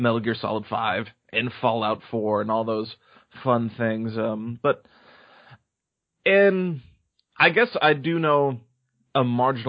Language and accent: English; San Diego, California, United States; I grew up in San Diego, California